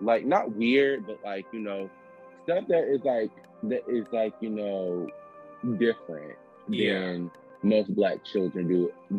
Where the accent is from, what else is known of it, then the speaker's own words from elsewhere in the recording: Chicago, Illinois, United States; And I grew up in Chicago, so the culture there is different.